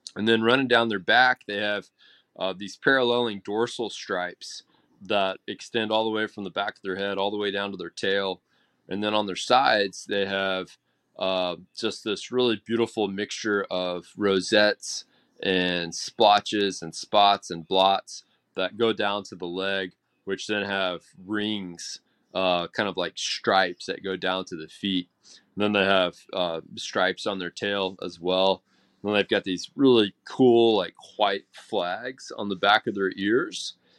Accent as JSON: {"language": "English", "region": "Texas", "country": "United States", "said": "as a Texan"}